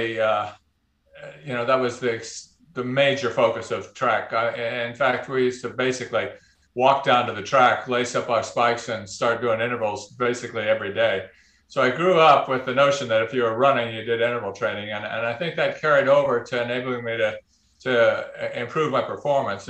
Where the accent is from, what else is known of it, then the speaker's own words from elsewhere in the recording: Oakland, California, United States; moved away as an adult; also born or lived in Boston, United States; now in Arkansas, United States; I grew up in Oakland